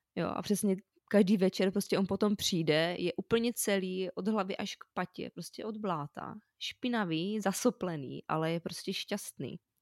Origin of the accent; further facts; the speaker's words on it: Zlín, Zlín Region, Czechia; moved away; also born or lived in Prague; Vyrostla jsem ve Zlíně v paneláku